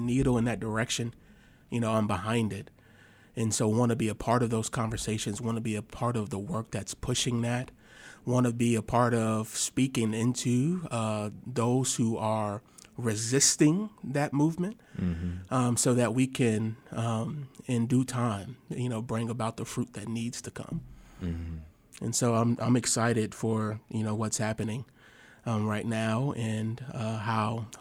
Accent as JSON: {"language": "English", "town": "Milwaukee", "region": "Wisconsin", "country": "United States", "also_born_or_lived": "Rockford, Illinois", "moved": "yes", "lives_now": "Fayetteville, United States", "said": "I am originally from Milwaukee, Wisconsin"}